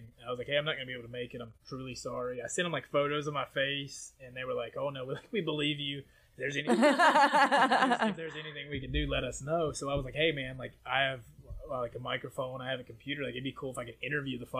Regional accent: Appalachian Mountains, United States; I'm from the Appalachian Mountains

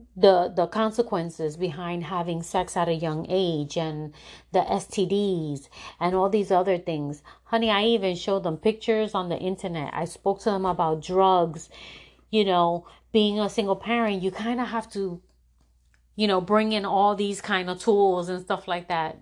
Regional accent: New York City, New York, United States; moved away as an adult; now in Florida, United States; I'm originally from New York. And, um, I'm from the, from the South Bronx, which is a tough area in, in New York

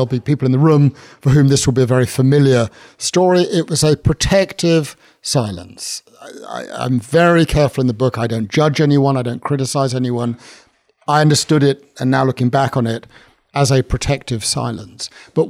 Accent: London, United Kingdom; I'm invited to do sort of guest sermons, this sort of North London Jewish guy.

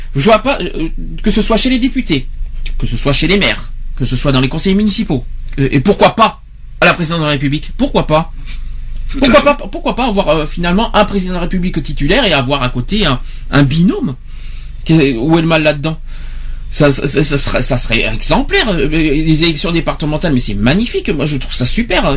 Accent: Nouvelle-Aquitaine, France; chez nous en Aquitaine

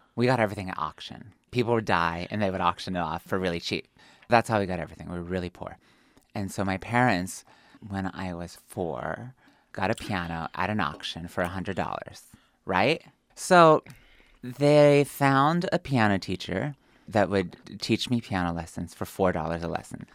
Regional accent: Pennsylvania, United States; moved away; also born or lived in New York / Dallas / Oklahoma City / Michigan; I come from Pennsylvania. I am a hillbilly. I was raised in an Amish village of 200 people

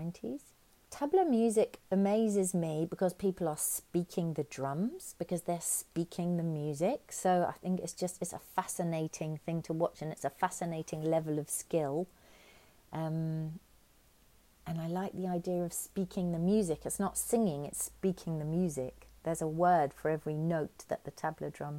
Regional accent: London, United Kingdom; now in Auckland, New Zealand; I grew up in Finsbury Park in London.

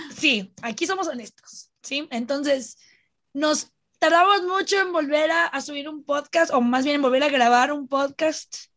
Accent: Mexico; somos dos armies mexicanas feministas

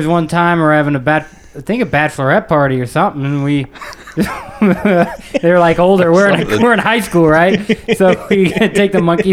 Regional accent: Peyton, Colorado, United States; born or raised there; also born or lived in Canada

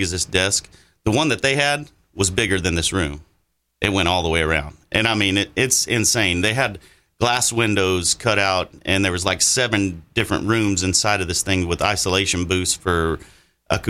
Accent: Texas, United States; I'm from Texas

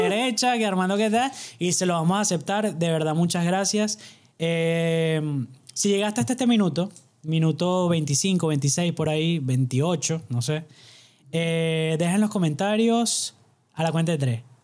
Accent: Barquisimeto, Lara, Venezuela; somos de pueblo, no nos pidan mucho. Somos este barquisimeto de Venezuela

